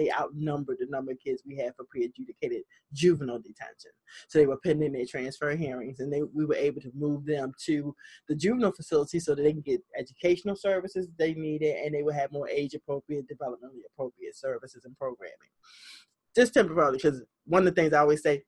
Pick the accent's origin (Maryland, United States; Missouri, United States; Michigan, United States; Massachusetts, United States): Maryland, United States; Baltimore; This Baltimore is my hometown. Born and raised.